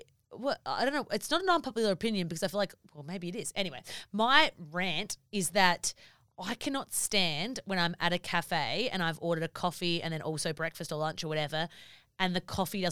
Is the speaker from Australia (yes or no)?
yes; South Australia, Australia; I was from South Australia